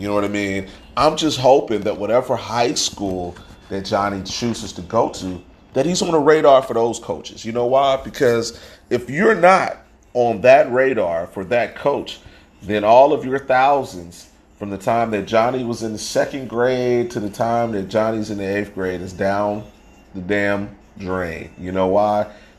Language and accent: English; Georgia, United States; I grew up in Georgia